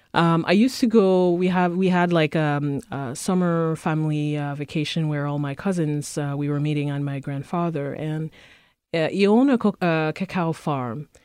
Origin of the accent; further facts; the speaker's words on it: Cameroon; also born or lived in Prince Edward Island, Canada; now in Winnipeg, Canada; I'm originally from Cameroon, but I grew up, I've been in Canada for the past, uh, twenty years